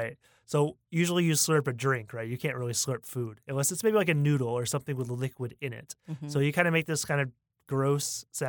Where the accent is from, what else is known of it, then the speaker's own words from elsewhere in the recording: Northern United States, United States; It's very different from the barbecue that I grew up with because I'm from the Northern United States.